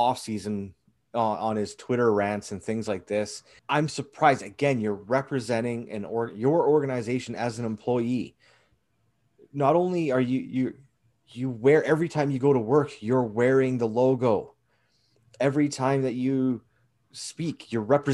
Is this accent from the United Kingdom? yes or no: no; Canada; as a Canadian